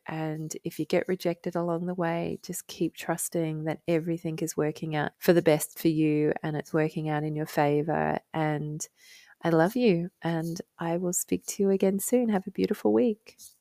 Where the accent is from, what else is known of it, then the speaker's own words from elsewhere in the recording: Australia; now in United Kingdom; as an Australian